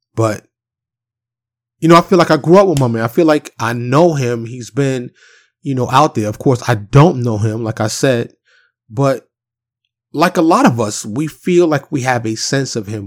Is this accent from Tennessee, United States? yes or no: no; New York City, New York, United States; growing up in Harlem in the South Bronx